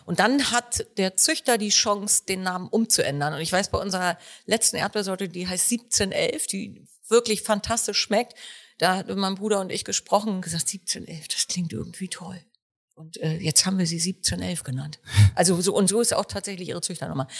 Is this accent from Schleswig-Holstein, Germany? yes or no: yes; Warnsdorf, Schleswig-Holstein, Germany; Hier sind Robert und ich auch geboren